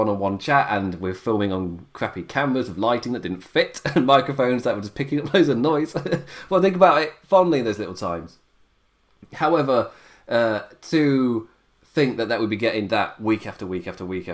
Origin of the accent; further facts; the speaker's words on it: England, United Kingdom; I'm English